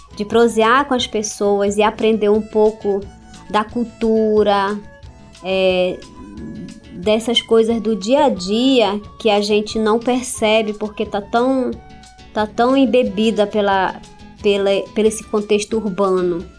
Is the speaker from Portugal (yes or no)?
no; Santarém, Pará, Brazil; also born or lived in Altamira; A gente parou aqui em Santarém quando eu tinha mais ou menos 6